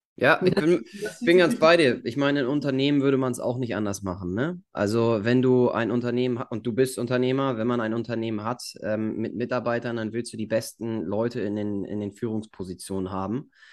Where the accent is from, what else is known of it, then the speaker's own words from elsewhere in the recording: Germany; wie wir das hier gemacht haben in Deutschland